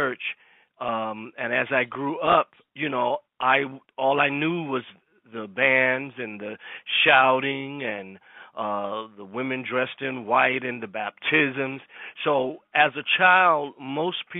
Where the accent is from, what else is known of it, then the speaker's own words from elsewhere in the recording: Savannah, Georgia, United States; moved away; also born or lived in New York; I moved from Savannah, which was my hometown